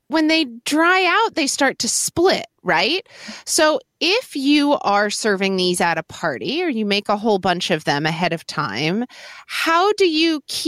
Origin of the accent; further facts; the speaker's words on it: Oklahoma City, Oklahoma, United States; I grew up in Oklahoma City, Oklahoma